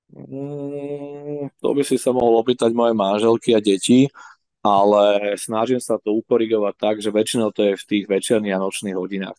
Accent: Bratislava, Bratislava Region, Slovakia; ja proste stále som Slovák, vždy budem, aj keď som Bratislavčan a lokál patriot

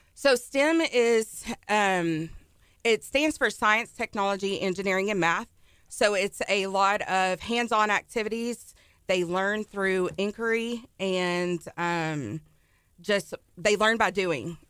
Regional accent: Ennis, Texas, United States; The Dallas area.

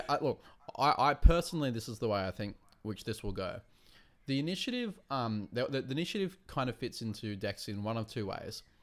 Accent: Wollongong, New South Wales, Australia; I come from Wollongong

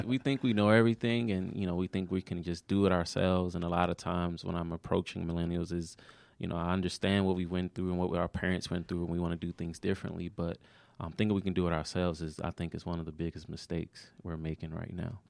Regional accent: Maryland, United States; moved away; also born or lived in Georgia

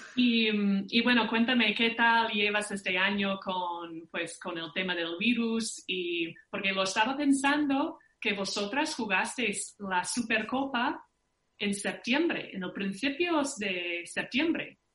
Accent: Minnesota, United States; moved away; somos de Minnesota

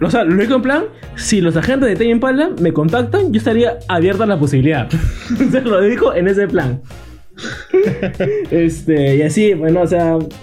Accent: Peru; nosotros que somos de Perú, país vecino

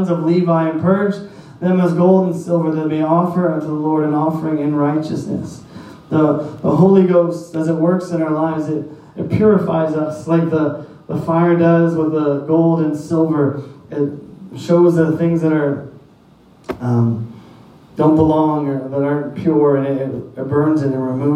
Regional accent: Saint John, New Brunswick, Canada; moved away as an adult; I grew up in St. John.

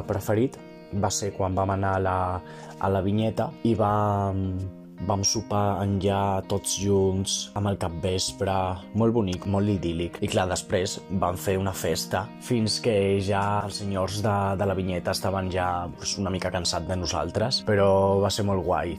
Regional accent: León, Castile and León, Spain; Catalan is a second language; sóc de León d'Espanya

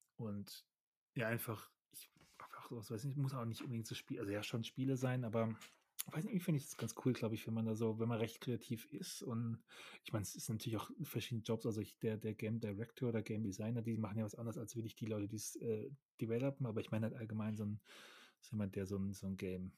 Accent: Germany; Ich bin ja ein Deutscher

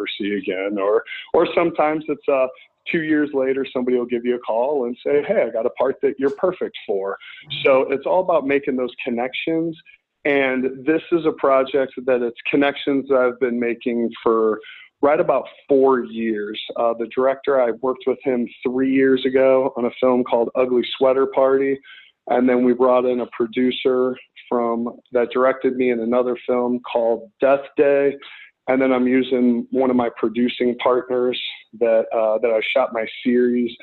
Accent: St. Louis, Missouri, United States; moved away as an adult; now in Los Angeles, United States; I grew up right outside of St. Louis and then moved into St. Louis in my preteen days

